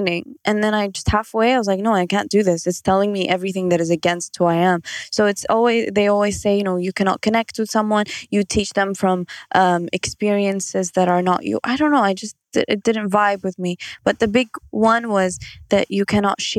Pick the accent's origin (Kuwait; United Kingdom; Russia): Kuwait; I'm from Kuwait